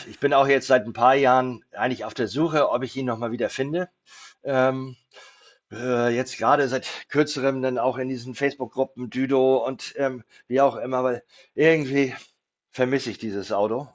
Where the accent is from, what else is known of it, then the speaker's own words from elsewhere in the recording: Kiel, Schleswig-Holstein, Germany; also born or lived in near the Danish border, Schleswig-Holstein; ich bin in Kiel aufgewachsen ähm, oder in Kiel geboren, auch die ersten Jahre in Kiel aufgewachsen